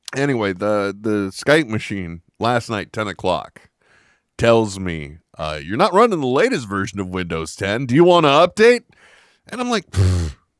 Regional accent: California, United States; I am from California

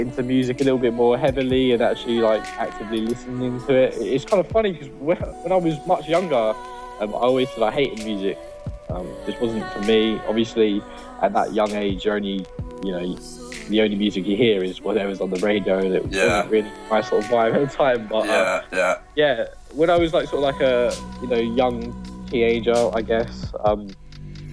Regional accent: London, United Kingdom; I'm from London.

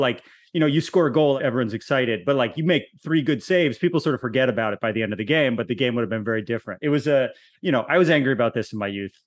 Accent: Connecticut, United States; I grew up in Connecticut

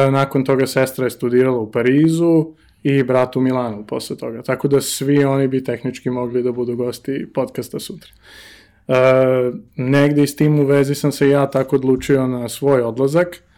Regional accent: Belgrade, Serbia; moved away as an adult; iz Beograda sam.

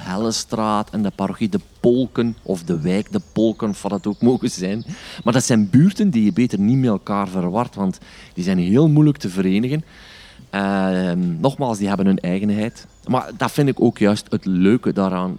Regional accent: Stekene, Flanders, Belgium; En dat is mijn geboortedorp

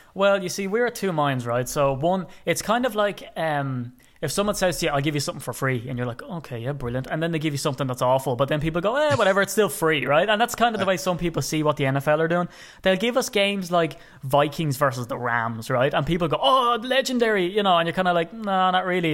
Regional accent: Ireland; being an Irishman

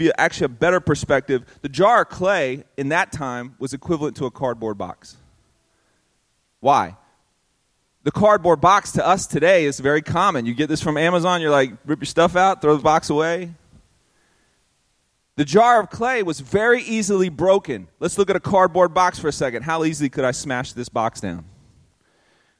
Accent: Tampa, Florida, United States; also born or lived in Miami; I was born in Miami, but I grew up in a town called Ybor City, which is one of the worst parts of Tampa

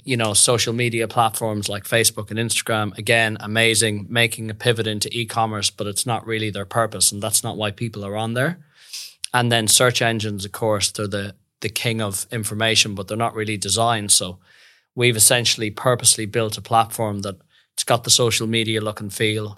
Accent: Westport, Connacht, Ireland; moved away as an adult; also born or lived in France / London; now in Perth, Australia; grew up in the west of Ireland, beautiful little town called Westport

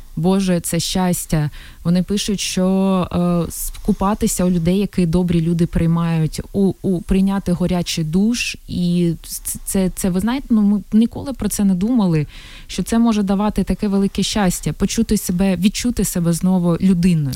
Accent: Mariupol, Donetsk Oblast, Ukraine; first language Russian; Ukrainian is a second language; moved away as an adult

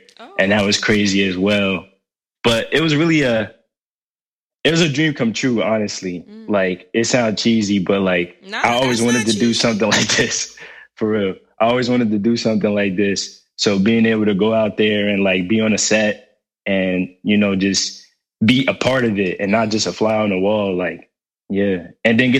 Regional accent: Trenton, New Jersey, United States; growing up in Trenton, it was definitely an experience

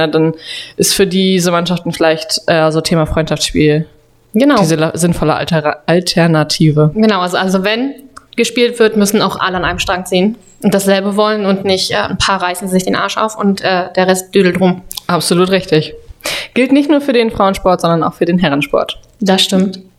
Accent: Rostock, Mecklenburg-Vorpommern, Germany; ist ein ehemaliger Rostock-Spieler. Ich komme aus Rostock, man kannte sich.

